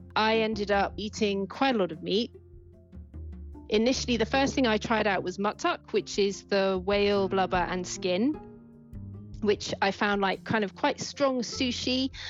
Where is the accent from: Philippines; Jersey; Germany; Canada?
Jersey; also born or lived in Wales; now in United Kingdom; I grew up with the sea all around. I was an island child. I was born in Wales, and then um, when I was six or seven, we moved to Jersey, which is a little island in the Channel Islands.